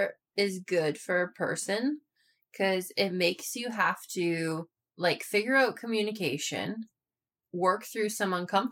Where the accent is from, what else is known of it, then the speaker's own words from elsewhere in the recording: Canada; We're Canadian.